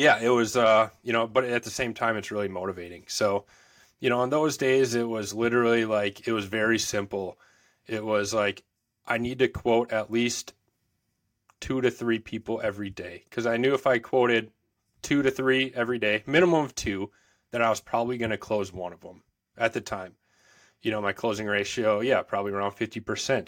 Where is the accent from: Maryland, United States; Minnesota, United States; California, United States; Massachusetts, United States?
Minnesota, United States; Woodbury; in Woodbury, Minnesota, so grew up, born and raised in Minnesota.